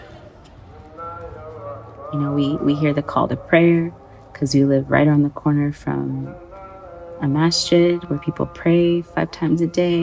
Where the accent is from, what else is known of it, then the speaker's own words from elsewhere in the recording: between the Bay Area and Sacramento, California, United States; moved away as an adult; also born or lived in Sudan; now in Kuwait; I was born and raised in the States in between the Bay Area and Sacramento